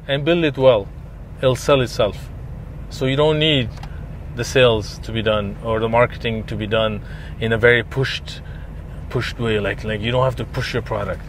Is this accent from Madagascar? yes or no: no; Dubai, United Arab Emirates; where are you from? I say, Dubai